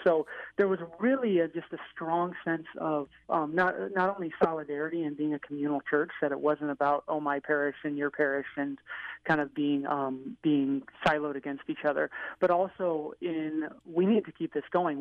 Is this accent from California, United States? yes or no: no; Seattle, Washington, United States; moved away as an adult; now in Chicago, United States; I'm from Seattle, Washington